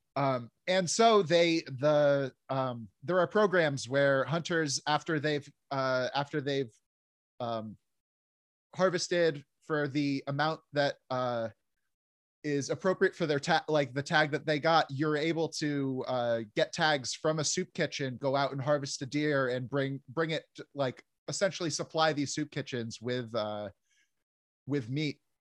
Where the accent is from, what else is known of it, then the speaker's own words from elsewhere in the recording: New Jersey, United States; I grew up in New Jersey